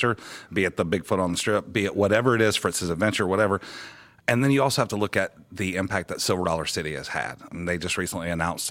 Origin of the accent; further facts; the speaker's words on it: Pascagoula, Mississippi, United States; now in Branson, United States; I'm from originally from South Mississippi, down around Pascagoula.